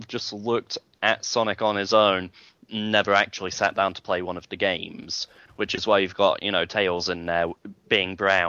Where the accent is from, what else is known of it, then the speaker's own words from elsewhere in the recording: United Kingdom; I'm the British one.